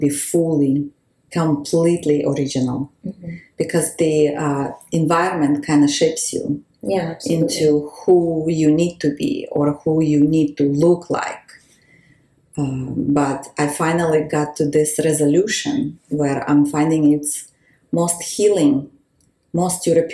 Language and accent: English; Uzbekistan; moved away; also born or lived in Israel / Holon; I was born in Uzbekistan